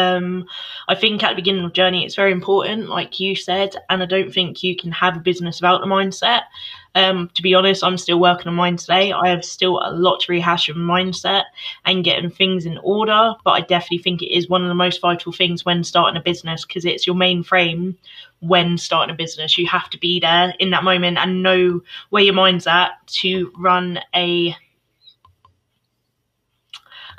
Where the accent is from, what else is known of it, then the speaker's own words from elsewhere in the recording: Bedfordshire, East of England, United Kingdom; So I'm from the UK, Bedfordshire. So that's where I'm from